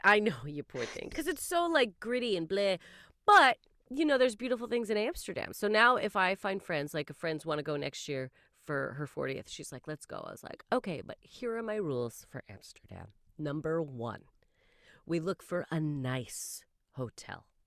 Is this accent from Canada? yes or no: yes; Canada; I am Canadian